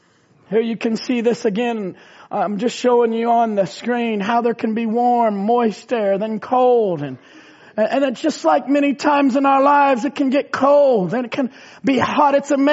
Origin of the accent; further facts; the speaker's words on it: Indiana, United States; we were raised in Indiana where there's tornadoes